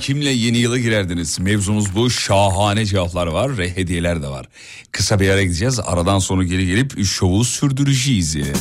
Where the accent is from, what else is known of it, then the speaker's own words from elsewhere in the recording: İzmit, Kocaeli, Turkey; moved away; İzmit'e Kocaeli memleketime